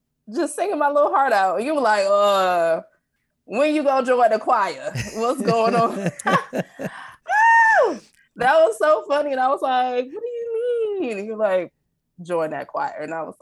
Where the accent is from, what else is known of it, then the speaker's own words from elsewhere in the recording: Detroit, Michigan, United States; now in Los Angeles, United States; I'm originally from Detroit, Michigan.